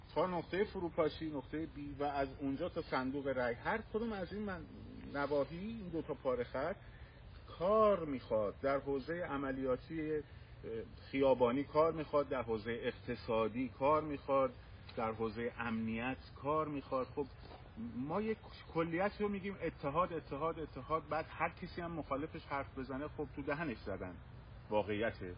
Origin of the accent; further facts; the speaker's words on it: Iran; من به عنوان یک ایرانی